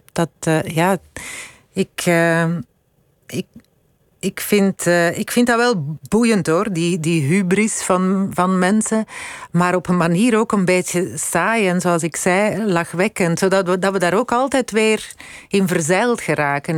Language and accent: Dutch; Londerzeel, Flanders, Belgium; also born or lived in Dendermonde / Brussels / United States; ik ben eigenlijk eh, opgegroeid in, in Londerzeel. Ik, ik ben in Dendermonde alleen maar geboren.